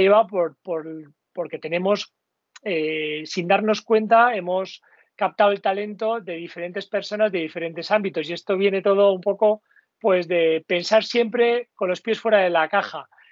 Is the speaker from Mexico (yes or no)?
no; Basque Country, Spain; como buen vasco